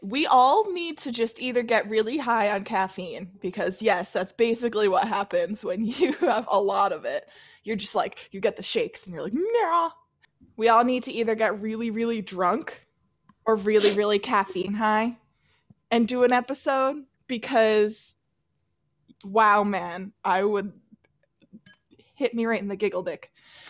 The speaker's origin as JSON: {"language": "English", "region": "Massachusetts", "country": "United States", "tie": "born or raised there", "said": "as I grew up in Massachusetts, it's always been a source of fascination for me."}